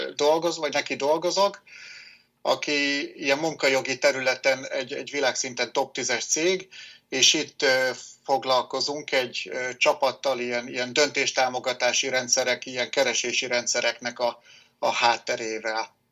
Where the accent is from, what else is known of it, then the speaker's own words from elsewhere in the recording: Nyíregyháza, Szabolcs-Szatmár-Bereg, Hungary; Nyíregyházán születtem, jelenleg is itt élek